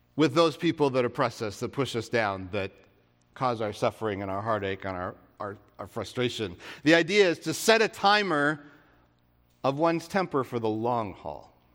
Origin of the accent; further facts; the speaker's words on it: United States; coming back to the U S